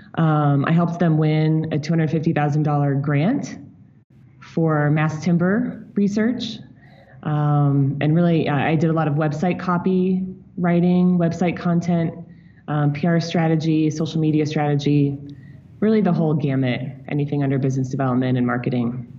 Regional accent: St. Louis, Missouri, United States; moved away as an adult; also born or lived in New York City / Chicago / Hawaii; I grew up in St. Louis.

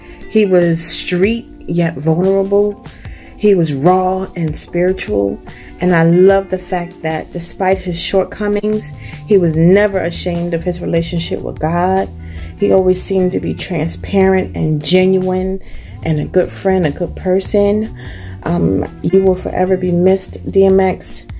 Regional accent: New Jersey, United States; I'm from Jersey

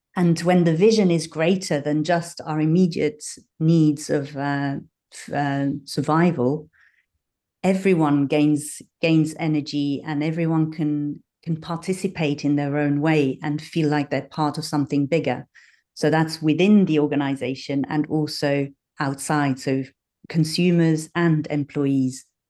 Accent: Switzerland; moved away as an adult; now in London, United Kingdom; I grew up in Switzerland, but I've got a dual nationality. So I have roots in the U K and roots in Switzerland.

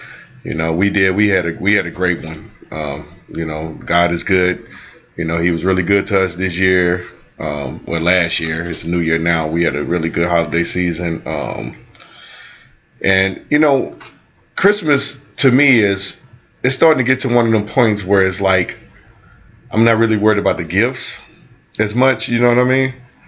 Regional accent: Cochran, Georgia, United States; it was a couple people that I grew up in Cochran.

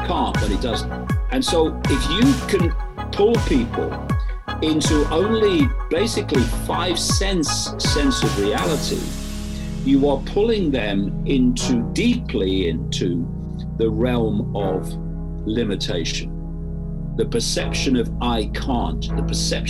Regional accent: East Midlands of England, United Kingdom; I was born in the East Midlands of England in 1952

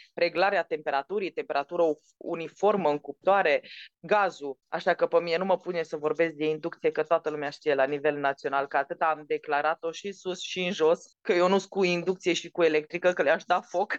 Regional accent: Baia Mare, Maramureș County, Romania; accent: Transylvanian; moved away as an adult; also born or lived in Bucharest; nu m-am născut în Filipine, m-am născut în Baia Mare

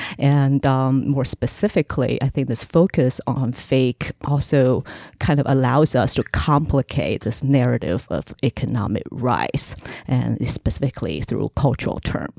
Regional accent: Shenzhen, Guangdong, China; moved away as an adult; also born or lived in Shanghai; now in United States; So that's where I went as a 9-year-old, and I spent the next 10 years there growing up in Shenzhen. So watching lots of Hong Kong television, learning Cantonese and English at the same time.

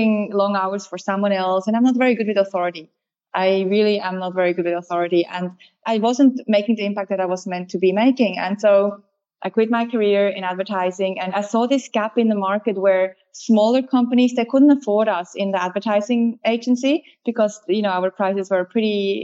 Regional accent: Switzerland; moved away as an adult; now in Australia; I grew up in Switzerland and then became Australian. I've been here for 14 years.

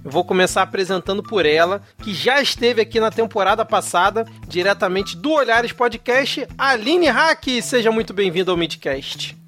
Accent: Rio de Janeiro, Brazil; Rio de Janeiro, minha cidade natal

